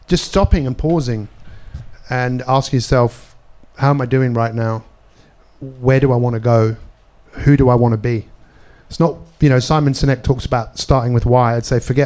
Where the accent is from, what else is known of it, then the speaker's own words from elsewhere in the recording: London, United Kingdom; I grew up in Northwest London